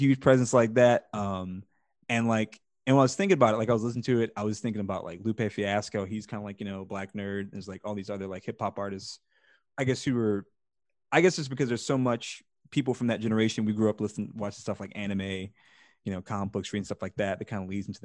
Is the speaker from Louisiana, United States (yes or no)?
yes; New Orleans, Louisiana, United States; now in Birmingham, United States; I'm from New Orleans originally